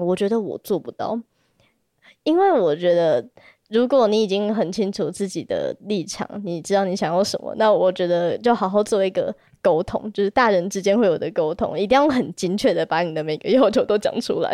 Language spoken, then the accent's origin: Chinese; Taipei, Taiwan; 我是台北人